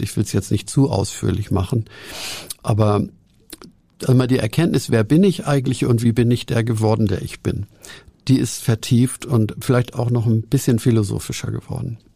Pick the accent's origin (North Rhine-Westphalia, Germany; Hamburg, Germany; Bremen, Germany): Hamburg, Germany; ich bin in Hamburg aufgewachsen, im zerstörten Winterhude